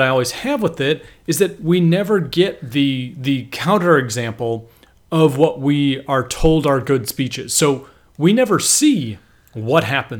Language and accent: English; California, United States; Cause I'm from California.